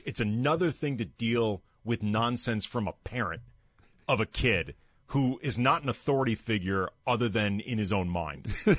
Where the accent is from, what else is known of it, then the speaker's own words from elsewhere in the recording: St. Louis, Missouri, United States; I grew up in St. Louis